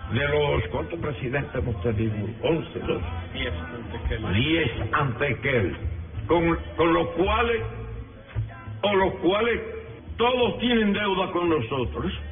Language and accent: Spanish; Cuba